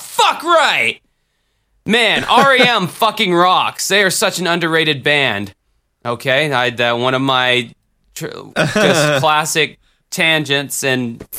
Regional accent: the South, United States; I'm from the South, man. What do you expect?

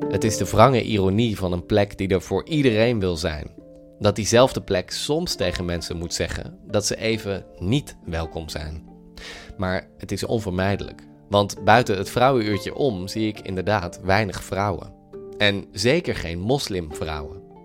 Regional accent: Netherlands; wij hebben als Nederlanders natuurlijk eh, een samenleving die heel pluriform is

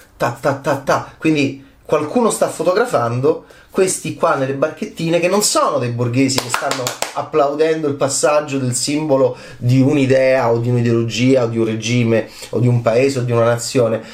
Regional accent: Italy

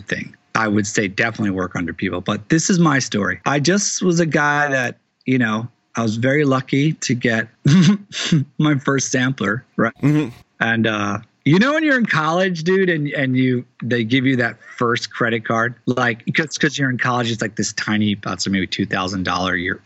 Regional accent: Teaneck, New Jersey, United States; my town, Teaneck, New Jersey

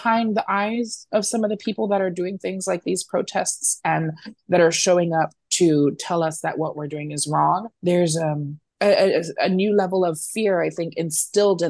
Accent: San Antonio, Texas, United States; back in my hometown of San Antonio

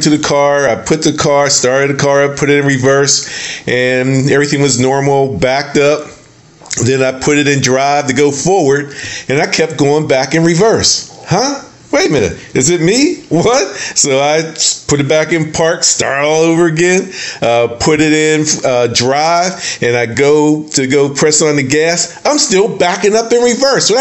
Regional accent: the North, United States; now in the South, United States; We grew up in the, we're from the North

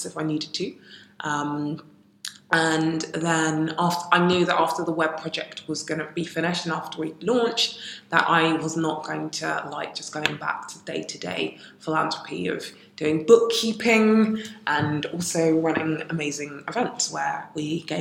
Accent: United Kingdom; also born or lived in Ghana; I am British and Ghanaian.

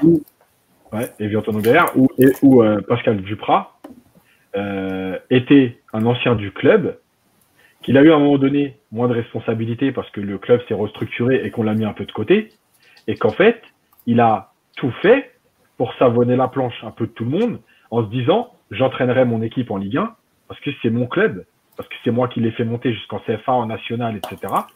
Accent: Algeria; chez nous en Algérie

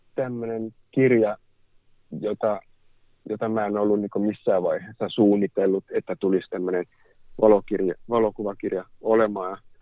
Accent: Helsinki, Uusimaa, Finland; olen helsinkiläinen kuvataiteilija

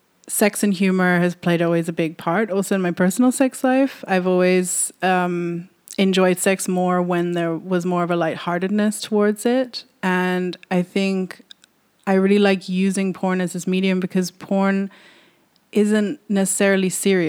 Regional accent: California, United States; also born or lived in Amsterdam / London; now in Berlin, Germany; I was born in Amsterdam, but I grew up in California and London, and I'm currently based in Berlin.

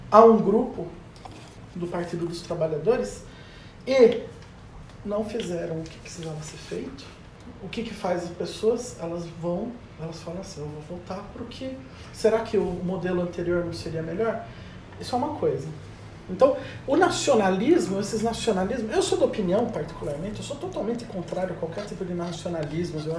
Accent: Brazil; E essa deixou de ser a nossa preocupação enquanto brasileiro há

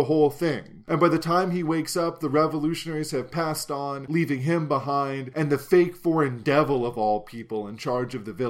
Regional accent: Pennsylvania, United States; moved away; my hometown back in Pennsylvania

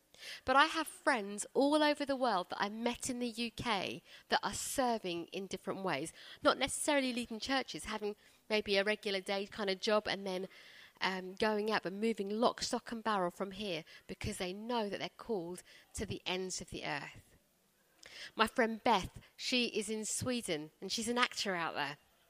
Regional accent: India; born there; I was born in India. I don't feel God calling me to India.

